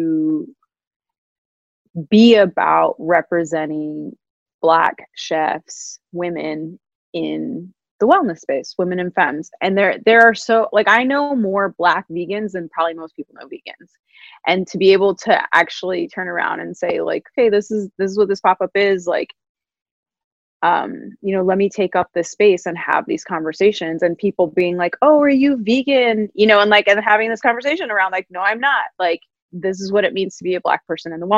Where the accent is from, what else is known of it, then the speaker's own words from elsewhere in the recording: New York, United States; I'm a New Yorker